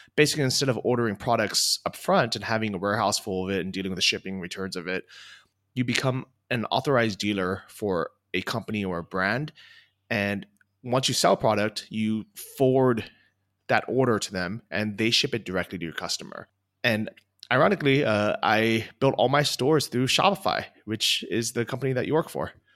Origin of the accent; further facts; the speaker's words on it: California, United States; moved away as an adult; also born or lived in Los Angeles, California / Thailand; now in Chiang Mai, Thailand; I grew up in California